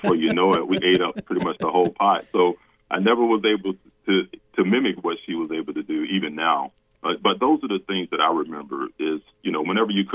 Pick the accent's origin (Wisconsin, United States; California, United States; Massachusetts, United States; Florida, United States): Florida, United States; Central; we grew up in Central Florida